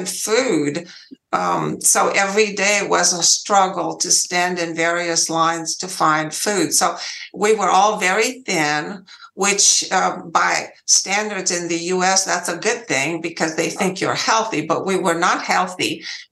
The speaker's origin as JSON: {"language": "English", "country": "Romania", "tie": "born or raised there", "second_language": "English", "moved": "as an adult", "lives_now": "United States", "said": "I was born in Romania, and I lived there for 20 years"}